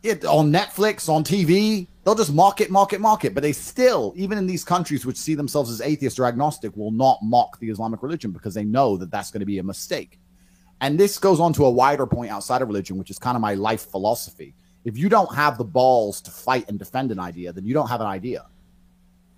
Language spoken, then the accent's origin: English; Luton, East of England, United Kingdom; also born or lived in Chicago / Dubai; now in Romania; I grew up in Luton in England